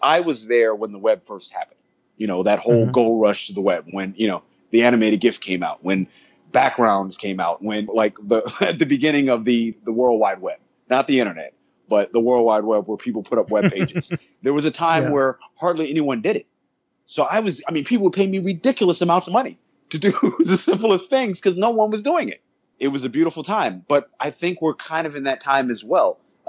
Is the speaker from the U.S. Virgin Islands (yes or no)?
yes; St. Croix, U.S. Virgin Islands; also born or lived in Charlotte, North Carolina; Yes, I came from the Caribbean. Yes. I was born in St. Croix, U.S. Virgin Islands.